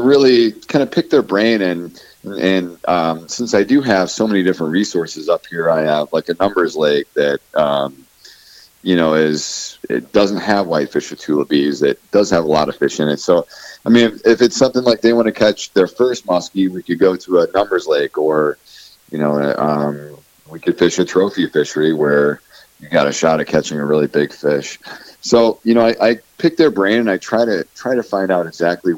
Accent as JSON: {"language": "English", "town": "Kendallville", "region": "Indiana", "country": "United States", "moved": "yes", "said": "I'm originally from Indiana. Near Fort Wayne area, from a town called Kendaville"}